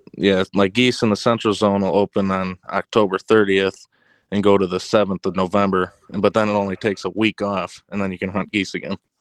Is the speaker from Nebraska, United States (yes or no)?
no; Ottawa, Illinois, United States; I'm from Ottawa, Illinois